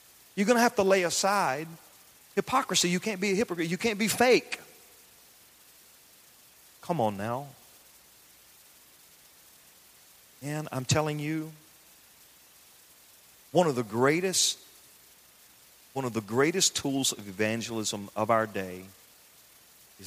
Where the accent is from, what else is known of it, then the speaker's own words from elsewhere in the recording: the South, United States; I grew up in the South. I grew up in the country.